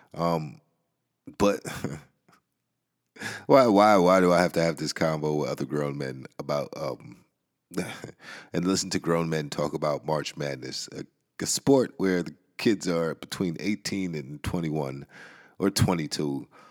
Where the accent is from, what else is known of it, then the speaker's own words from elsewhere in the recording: New York City, New York, United States; I'm from the Bronx, and, uh, I grew up in a certain environment